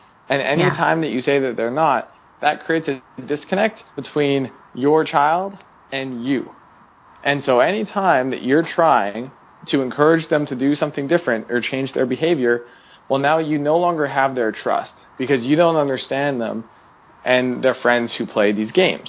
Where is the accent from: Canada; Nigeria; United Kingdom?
Canada; now in United States; When I moved from Canada to the U.S., I also lost a percentage of my friends because I no longer lived in the same town.